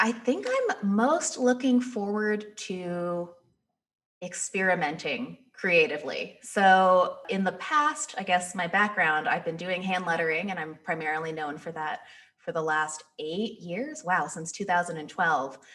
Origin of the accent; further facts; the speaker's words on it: 30 minutes outside of Los Angeles, Southern California, United States; moved away as an adult; also born or lived in New York City; now in Detroit, United States; So I grew up in Southern California, like 30 minutes outside of Los Angeles